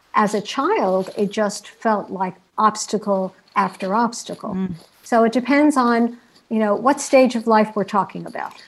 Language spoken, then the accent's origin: English; New York City, New York, United States; my own aspirations as a young American child growing up in New York City